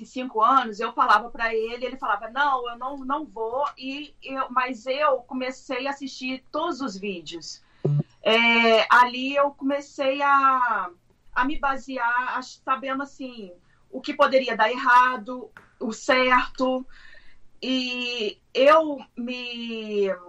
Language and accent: Portuguese; Três Rios, Rio de Janeiro, Brazil; moved away as an adult; also born or lived in Macaé; now in United States; Uh, eu sou de Três Rios, que é interior do Rio. Eu não trabalhava, eu era do lar, mas eu morei oito anos em Macaé.